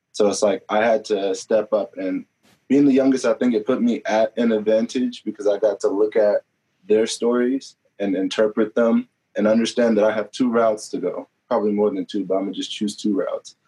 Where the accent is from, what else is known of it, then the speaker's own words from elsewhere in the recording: Topeka, Kansas, United States; moved away as an adult; now in Pittsburg, Kansas, United States; I grew up, I'm from Topeka, Kansas